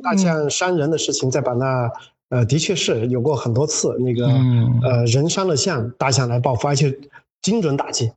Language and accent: Chinese; Yunnan, China; moved away; 我是个嗯。云南人，但从外面回来的